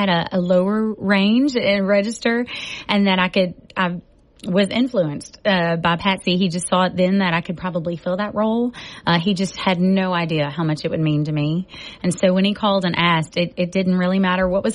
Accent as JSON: {"language": "English", "area": "Cajun", "region": "south Louisiana", "country": "United States", "said": "I'm a Cajun from down south"}